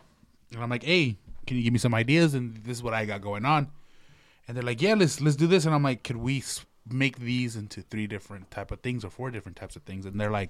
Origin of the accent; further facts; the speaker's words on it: Portland, Oregon, United States; I was born and raised here in Portland